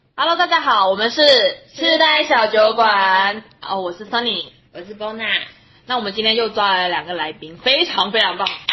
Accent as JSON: {"language": "Chinese", "region": "Guangdong", "country": "China", "moved": "yes", "lives_now": "Australia", "said": "我我们是是广东潮汕嘛，其实跟台湾文化有点像，就是会拜一些神啊佛啊，初一十五都会拜。"}